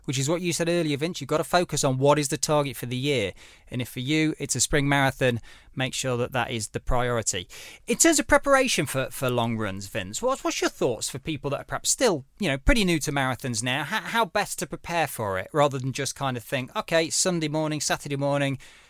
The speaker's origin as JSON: {"language": "English", "area": "Derbyshire", "region": "East Midlands", "country": "United Kingdom", "moved": "yes", "said": "I'm from Derbyshire originally"}